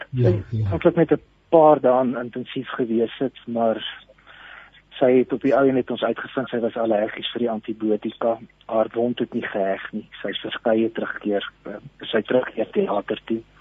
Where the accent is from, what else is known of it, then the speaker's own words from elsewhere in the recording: Standerton, Mpumalanga, South Africa; Ek is hier van Standerton in Mpumalanga.